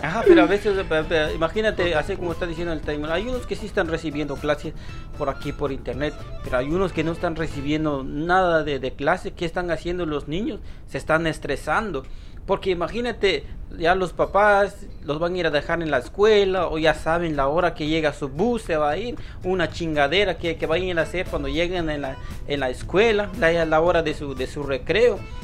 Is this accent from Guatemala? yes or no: yes; Guatemala; now in New York, United States; somos chapines, somos de Guatemala